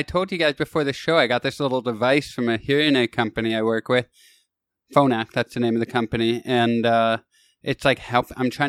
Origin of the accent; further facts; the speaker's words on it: Kitchener, Ontario, Canada; moved away as an adult; also born or lived in Toronto; now in Los Angeles, United States; That's not where I moved from, but that's my hometown.